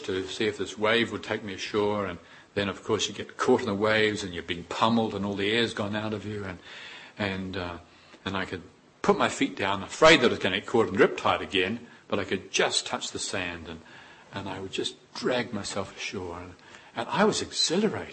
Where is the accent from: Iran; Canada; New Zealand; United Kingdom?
New Zealand; Growing up in New Zealand, we're always on the beach